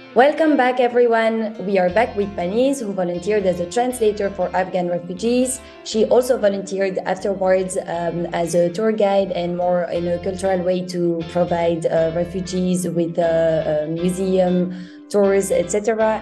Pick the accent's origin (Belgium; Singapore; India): Belgium; I'm from Belgium